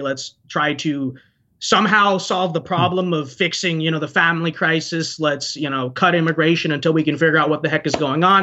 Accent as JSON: {"language": "English", "country": "United States", "tie": "born or raised there", "said": "I'm very selfless for my own country because I was born here"}